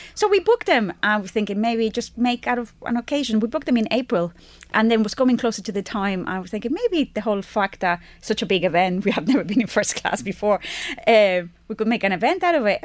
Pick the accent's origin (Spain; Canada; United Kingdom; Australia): Spain; now in Ireland; I'm from Spain.